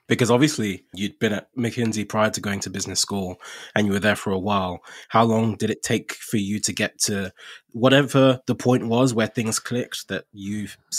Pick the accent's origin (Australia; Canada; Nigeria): Nigeria; now in United Kingdom; So I came to the UK from Nigeria. So being an immigrant and kind of not being from, I guess, this default path